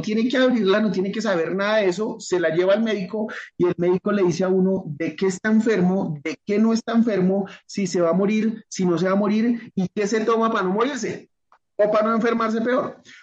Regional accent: Colombia; yo soy colombiano

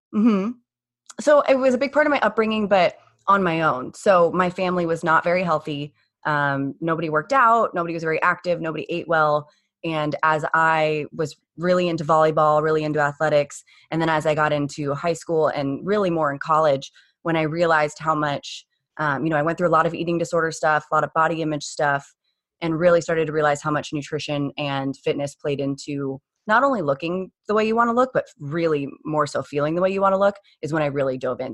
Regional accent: Phoenix, Arizona, United States; born and raised in Phoenix.

